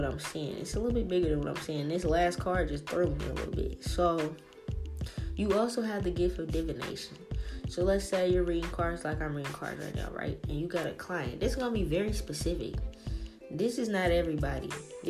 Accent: the South, United States; I'm from the South

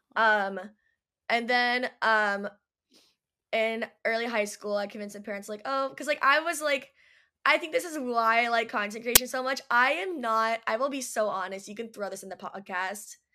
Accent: Orange County, California, United States; growing up in Orange County, very cliquey people

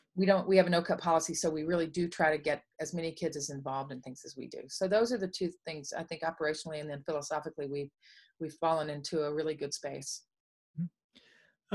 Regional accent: Dallas, Texas, United States; I grew up in Dallas, Texas

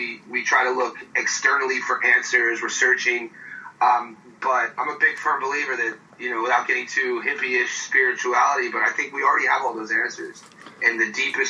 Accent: Youngstown, Ohio, United States; moved away as an adult; also born or lived in Pittsburgh, Pennsylvania / Myrtle Beach, South Carolina / Long Beach, California; now in Sydney, Australia; I grew up in Youngstown

